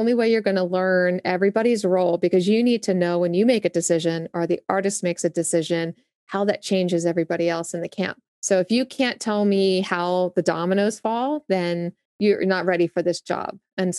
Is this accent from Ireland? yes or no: no; Augusta, Georgia, United States; born there; Well, I was born in the South. So as my, I was born in Augusta, Georgia.